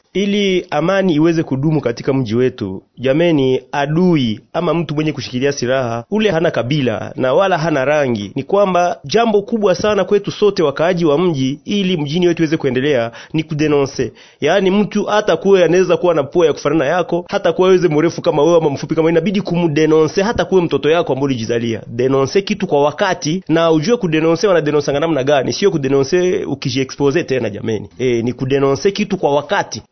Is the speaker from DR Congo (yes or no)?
yes; DR Congo; sisi ni wakongomani